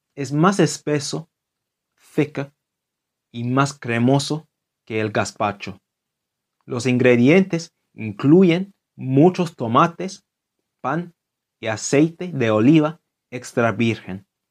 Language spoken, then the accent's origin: Spanish; London, United Kingdom; Spanish is a second language; Londres, mi ciudad natal